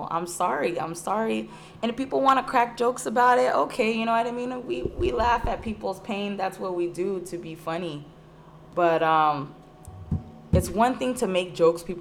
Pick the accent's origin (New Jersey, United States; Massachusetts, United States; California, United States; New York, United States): California, United States; Whittier; also born or lived in San Diego; You're fucking right. I'm not from fucking Pico. I'm from San Diego, and I moved to fucking Whittier and I grew up here for the most part.